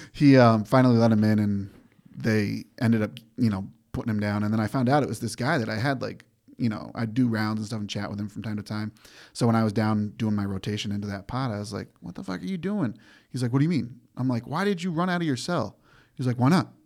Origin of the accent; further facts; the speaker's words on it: Granby, Massachusetts, United States; moved away; from Granby, Massachusetts, small horse town.